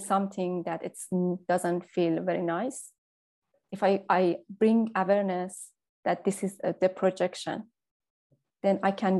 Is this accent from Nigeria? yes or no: no; Iran; now in Ireland; there is this being in between, that I'm not Iranian enough anymore and I'm not Irish enough.